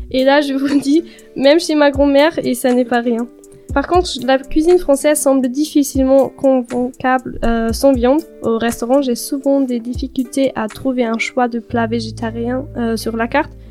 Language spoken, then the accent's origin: French; Münster, North Rhine-Westphalia, Germany; French is a second language; moved away as an adult; now in Paris, France; Euh, j'ai 19 ans, je viens de Münster en Allemagne où j'ai passé mon bac et euh, actuellement je travaille comme jeune fille au père à Paris.